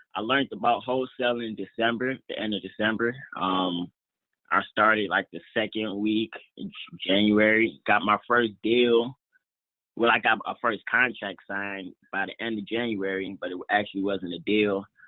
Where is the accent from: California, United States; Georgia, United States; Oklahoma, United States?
Georgia, United States; Atlanta; in Atlanta right now, which is um actually like my hometown